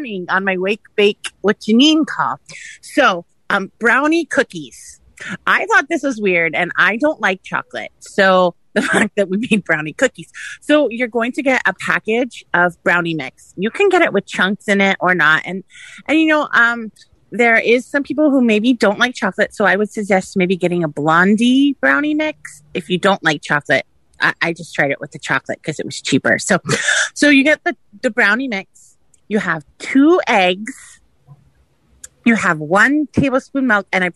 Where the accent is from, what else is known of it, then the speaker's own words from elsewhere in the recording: San Francisco, California, United States; now in Kissimmee, United States; I'm from San Francisco, but I live in Kissimmee